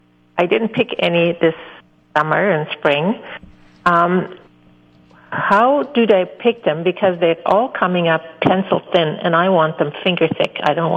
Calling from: Winnipeg, Manitoba, Canada; Good morning. I'm calling from Winnipeg.

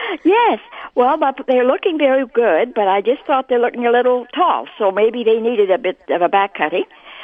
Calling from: Rosenort, Manitoba, Canada; I'm calling from Rosenort.

